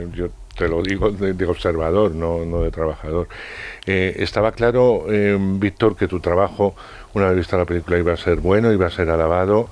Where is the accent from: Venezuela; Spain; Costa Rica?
Spain; Castile; yo que soy de Castilla y he tenido abuelos, eh, tíos, etcétera, dedicados al mundo del campo